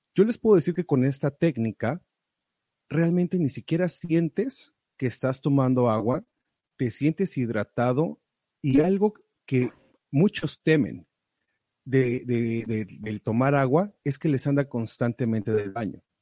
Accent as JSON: {"language": "Spanish", "country": "Mexico", "tie": "born or raised there", "moved": "yes", "said": "allá en México, de donde soy oriundo"}